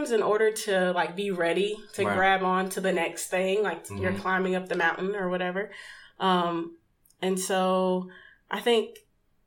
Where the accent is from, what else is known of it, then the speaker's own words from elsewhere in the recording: Memphis, Tennessee, United States; moved away; I first moved back, relocated back to Memphis, back to my hometown